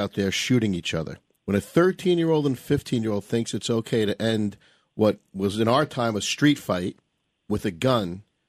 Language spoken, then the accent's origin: English; New York City, New York, United States; I was born and raised in New York City.